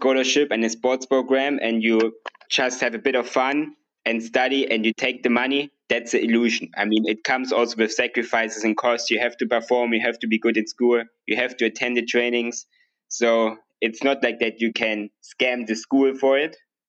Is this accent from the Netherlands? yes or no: yes; Netherlands; I'm from the Netherlands.